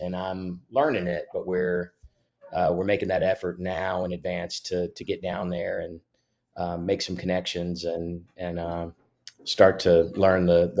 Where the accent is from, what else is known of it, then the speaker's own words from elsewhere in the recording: Memphis, Tennessee, United States; also born or lived in Texas / North Carolina; now in Nashville, United States; I currently live in Nashville, and I grew up in Memphis, and I've lived in Texas and North Carolina and spent some time out of the country.